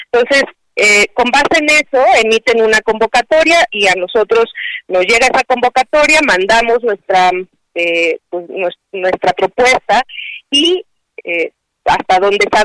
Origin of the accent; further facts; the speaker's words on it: Mexico; somos los únicos mexicanos que estamos